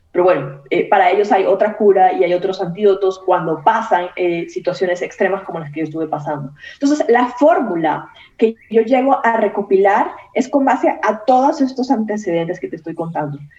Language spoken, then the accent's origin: Spanish; Esmeraldas, Ecuador; moved away as an adult; also born or lived in Guayaquil, Ecuador; now in Mexico; cuando salí de un pueblito pequeñito que se llama Esmeraldas, que es mi, mi ciudad natal